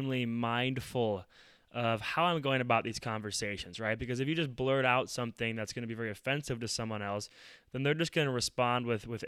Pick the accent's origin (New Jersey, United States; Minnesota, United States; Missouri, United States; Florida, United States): Minnesota, United States; Minneapolis; I'm from Minneapolis, and this is where George Floyd was murdered